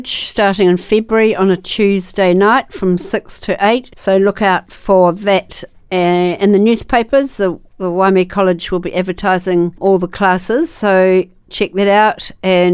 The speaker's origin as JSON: {"language": "English", "town": "Wakefield", "region": "Tasman", "country": "New Zealand", "tie": "born or raised there", "said": "I grew up near Wakefield. We had 5 acres of beautiful land with lots of beautiful old totara trees on the property"}